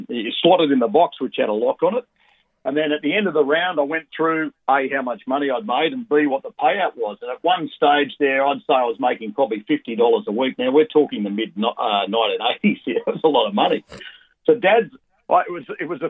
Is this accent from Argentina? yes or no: no; Sydney, New South Wales, Australia; also born or lived in Bathurst, New South Wales; I was born in Sydney and spent my first 12 years living in Sydney Central.